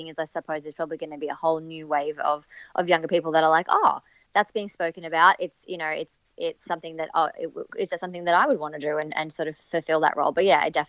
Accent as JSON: {"language": "English", "town": "Coolum Beach", "region": "Queensland", "country": "Australia", "tie": "born or raised there", "said": "I'm actually from the Sunshine Coast originally. Like, Sunshine Coast is where I grew up"}